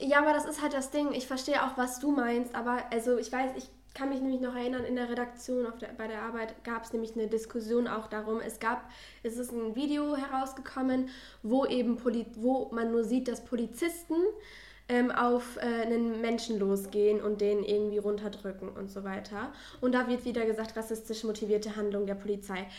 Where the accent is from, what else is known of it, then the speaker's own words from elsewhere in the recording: Ruhr area, North Rhine-Westphalia, Germany; ich komme aus dem Ruhrgebiet